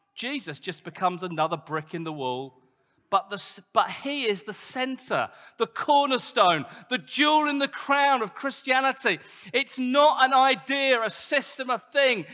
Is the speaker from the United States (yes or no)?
no; United Kingdom; we're British